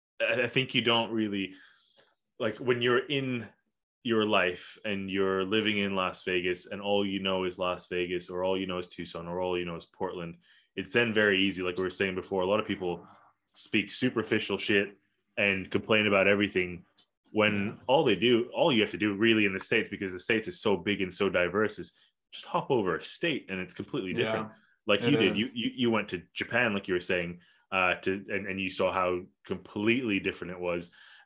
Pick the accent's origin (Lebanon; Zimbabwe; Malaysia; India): Malaysia; Kuala Lumpur; also born or lived in Australia; what I had growing up in Kuala Lumpur and then eventually in Australia.